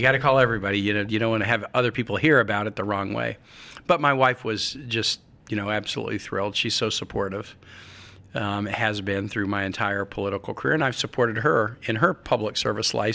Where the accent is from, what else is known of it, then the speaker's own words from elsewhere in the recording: Midwest, United States; I'm a Midwesterner